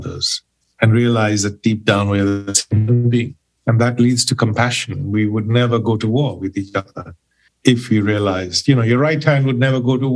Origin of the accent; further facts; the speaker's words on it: Pune, Maharashtra, India; moved away as an adult; now in England; I'm originally from India, from Pune. I've been in England now for 30 years.